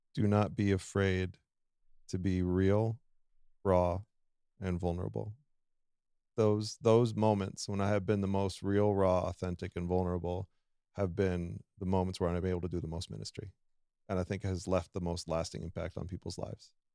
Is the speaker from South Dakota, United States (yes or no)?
yes; South Dakota, United States; I am born and raised in South Dakota. So we're technically in my home territory